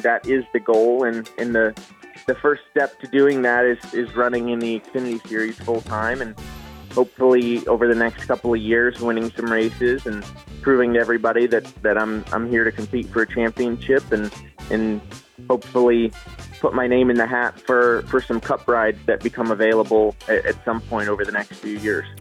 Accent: Westborough, Massachusetts, United States; now in Charlotte, United States; I grew up in Westboro, Massachusetts

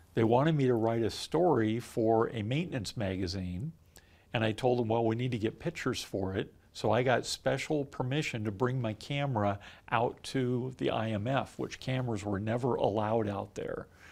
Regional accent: Southern California, United States; moved away; growing up in Southern California

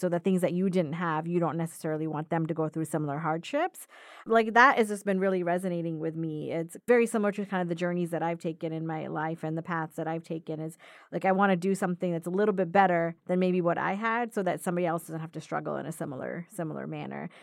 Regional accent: Florida, United States; moved away; I come from Florida, so different type of trees down there

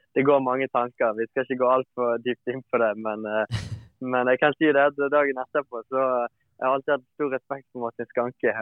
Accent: Bergen, Vestland, Norway; hjemme i Bergen

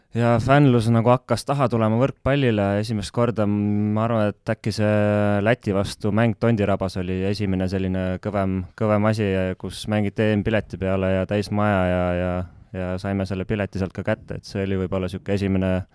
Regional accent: Estonia; moved away as an adult; ma olen ikkagi selge Eesti patrioot

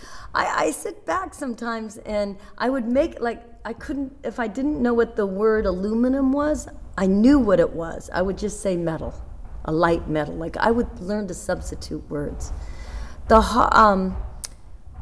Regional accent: Seattle, Washington, United States; moved away; also born or lived in Las Vegas, Nevada / New York; I'm from Seattle, Washington, and I have 7 brothers and sisters in there in Seattle

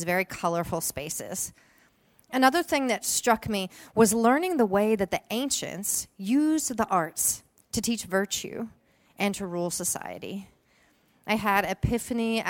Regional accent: Princeton, West Virginia, United States; moved away as an adult; I grew up in Princeton in Mercer County

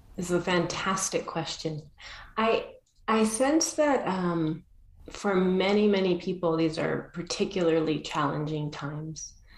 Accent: Argentina; I was born in Argentina

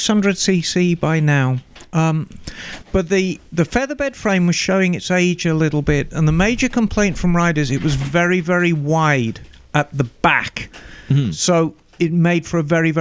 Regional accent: Birmingham, West Midlands, United Kingdom; These bikes were made in Birmingham, and as everyone is probably aware, that is my hometown

